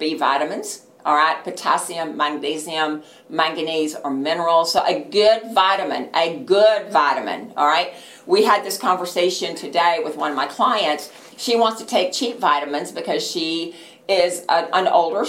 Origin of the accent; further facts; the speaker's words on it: Texas, United States; I'm from Texas